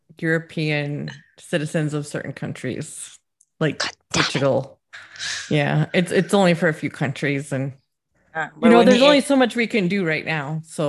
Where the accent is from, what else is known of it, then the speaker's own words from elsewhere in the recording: Scotland, United Kingdom; I'm only Scottish in the new sense, in that I live here and participate in society.